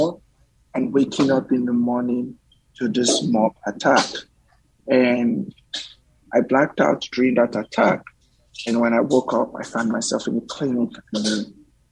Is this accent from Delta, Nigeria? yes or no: yes; Warri, Delta, Nigeria; moved away as an adult; now in United States; I grew up in Warri, Nigeria, which is the south of Nigeria. I grew up in the Delta by the Atlantic Ocean.